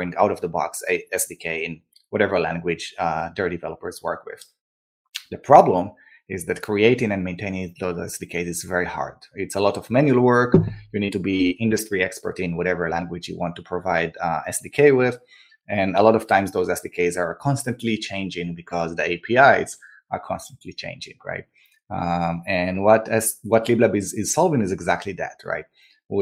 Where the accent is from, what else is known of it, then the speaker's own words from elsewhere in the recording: Israel; moved away as an adult; also born or lived in New York; now in Austin, United States; I grew up and born and raised in Israel, where I served in the army as an officer there